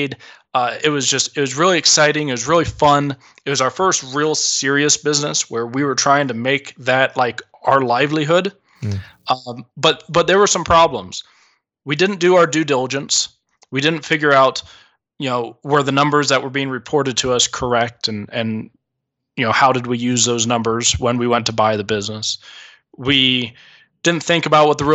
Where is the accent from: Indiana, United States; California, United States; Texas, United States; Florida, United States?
California, United States; Southern; moved away as an adult; also born or lived in Michigan / Great Falls, Montana; I'm from Southern California